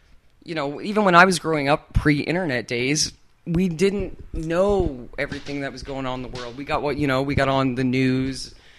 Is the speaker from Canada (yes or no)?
yes; Canada; accent: Canadian; that's my Canadian accent. Although apparently I can pull off a pretty good American these days.